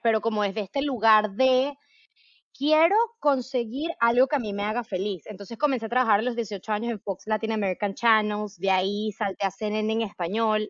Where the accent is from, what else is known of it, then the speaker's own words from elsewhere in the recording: Venezuela; yo soy venezolana